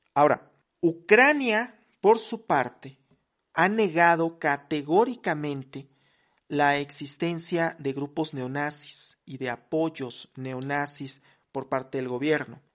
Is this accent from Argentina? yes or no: no; Mexico; soy mexicano